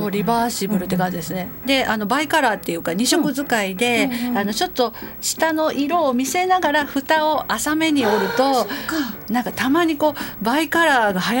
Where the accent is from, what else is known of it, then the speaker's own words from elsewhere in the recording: Kansai, Japan; 関西人なんで